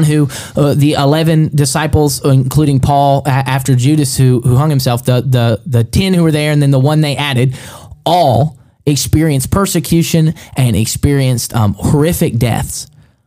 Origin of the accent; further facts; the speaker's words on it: Alabama, United States; also born or lived in Cahokia, Illinois; I'm from Alabama.